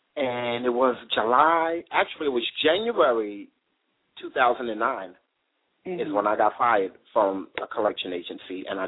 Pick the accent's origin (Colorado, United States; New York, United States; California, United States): New York, United States; New York City; now in Philadelphia, United States; I'm from Brooklyn, New York, and I'm wearing my Brooklyn, New York City shirt now, but I reside in Philadelphia, PA.